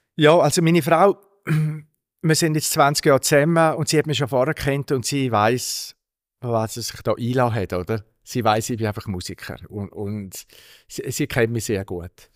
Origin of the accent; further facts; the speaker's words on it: Altstätten, St. Gallen, Switzerland; ich bin in Altstädten aufgewachsen, zumindest im Städtli